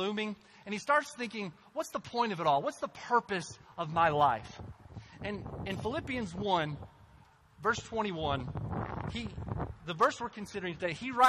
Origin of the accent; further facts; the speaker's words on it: Cynthiana, Kentucky, United States; moved away as an adult; also born or lived in North Africa; my hometown, Cynthiana